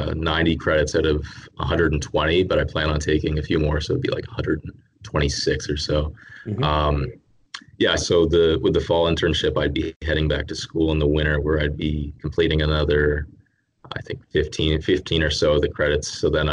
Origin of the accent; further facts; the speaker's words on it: Canada; born there; also born or lived in Texas, United States; I was actually I was born in Canada, and then I lived in Texas for about 10 years.